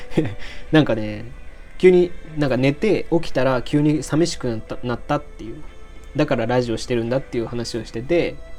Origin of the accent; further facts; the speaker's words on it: Aichi, Japan; moved away as an adult; also born or lived in Kansai; 僕愛知県出身なんで。